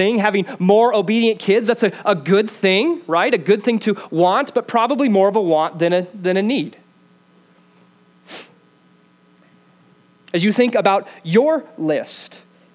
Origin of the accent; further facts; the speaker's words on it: Greeley, Colorado, United States; I'm from Greeley.